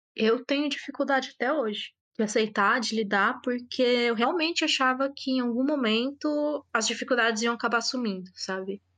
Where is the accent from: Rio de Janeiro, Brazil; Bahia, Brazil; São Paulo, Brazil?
São Paulo, Brazil; eu sou de São Paulo